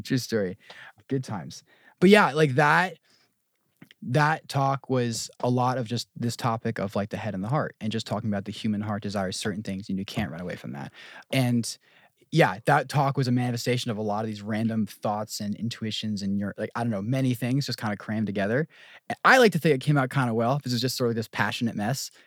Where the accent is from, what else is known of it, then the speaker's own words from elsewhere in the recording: New Jersey, United States; moved away; I'm from Jersey, born and raised